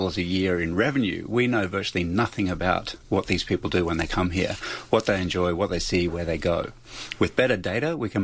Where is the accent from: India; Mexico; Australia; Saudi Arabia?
Australia; first language English; moved away; also born or lived in South Australia; When I first came to South Australia, I'm Australian, I speak English